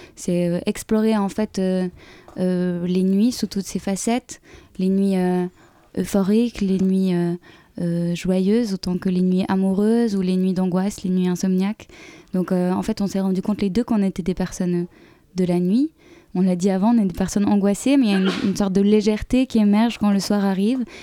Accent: Switzerland; on est suisse

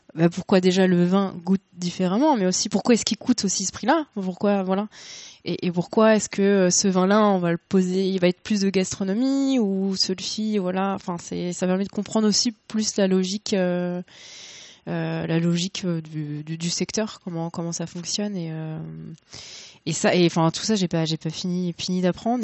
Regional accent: Le Havre, Normandy, France; moved away as an adult; now in Paris, France; ça fait plus de dix ans que j'habite à Paris. bon, je suis originaire du Havre à la base.

